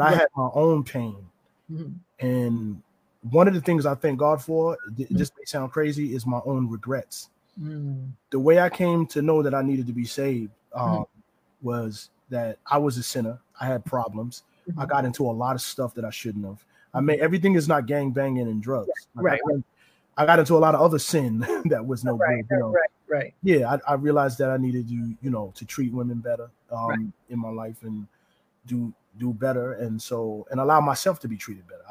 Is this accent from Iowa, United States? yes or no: no; New Rochelle, New York, United States; I grew up in New Rochelle